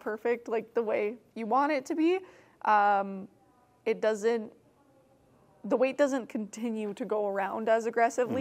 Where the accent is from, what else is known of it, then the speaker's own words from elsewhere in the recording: Alberta, Canada; moved away as an adult; now in Toronto, Canada; I grew up in Alberta